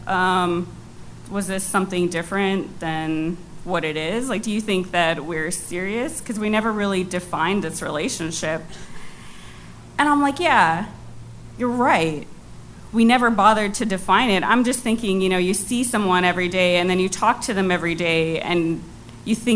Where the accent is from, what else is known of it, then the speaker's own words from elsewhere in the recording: New York City, New York, United States; first language Cantonese; English is a second language; I was born in Queens. My parents were from China